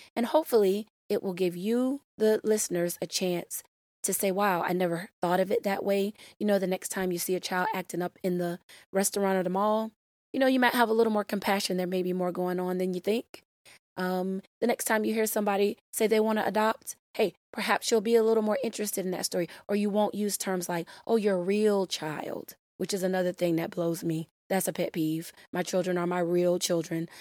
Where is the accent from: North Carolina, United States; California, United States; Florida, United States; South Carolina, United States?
Florida, United States; my home state of Florida